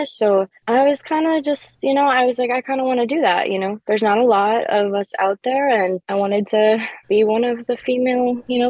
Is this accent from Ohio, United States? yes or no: no; Wisconsin, United States; I remember every time that I was in a studio in both my hometown, Wisconsin, and Chicago